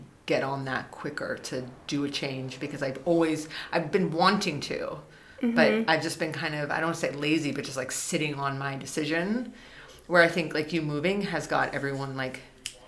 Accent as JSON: {"language": "English", "town": "Austin", "region": "Texas", "country": "United States", "tie": "born or raised there", "also_born_or_lived": "Minnesota / South Dakota", "moved": "as an adult", "lives_now": "Germany", "said": "I'm from Austin and Austin has changed completely from when I grew up."}